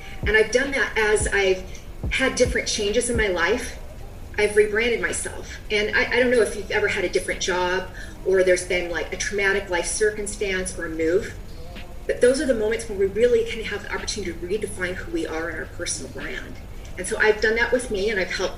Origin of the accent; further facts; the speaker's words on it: Seattle, Washington, United States; I'm from the Seattle area where there's more than a Starbucks on every corner